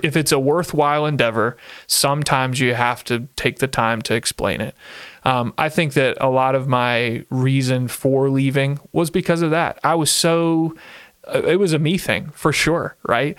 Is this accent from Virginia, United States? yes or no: yes; Central Virginia, United States; moved away as an adult; now in Ohio, United States; I grew up in Central Virginia